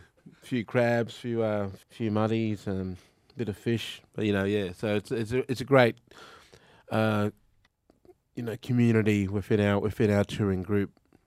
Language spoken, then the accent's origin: English; Mount Isa, Queensland, Australia; growing up in Mount Isa, listening to their music way back then.